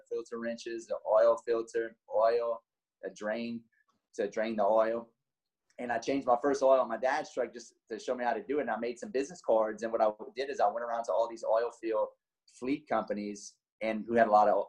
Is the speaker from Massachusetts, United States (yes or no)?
no; Lafayette, Louisiana, United States; I'm from Lafayette, Louisiana, 38 years old